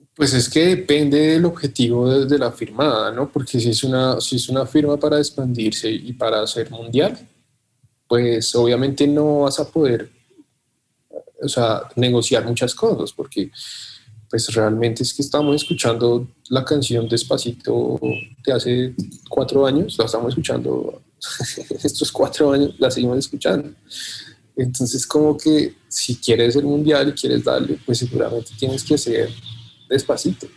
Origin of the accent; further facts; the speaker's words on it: Colombia; sentimos que ya nuestro país está, controlado de algún modo